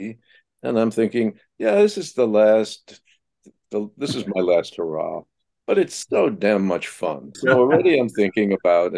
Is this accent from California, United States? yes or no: no; Slingerlands, New York, United States; Slingerland's Players up in where I grew up outside of Albany